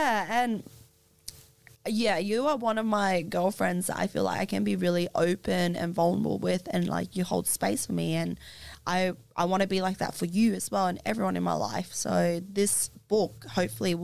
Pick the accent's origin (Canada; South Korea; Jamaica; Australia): Australia; growing up in Australia